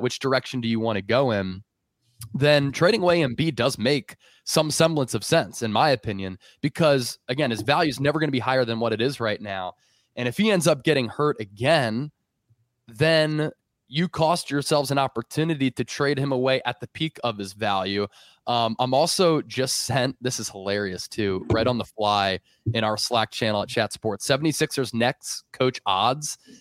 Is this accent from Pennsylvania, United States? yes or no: yes; Philadelphia, Pennsylvania, United States; growing up in Philly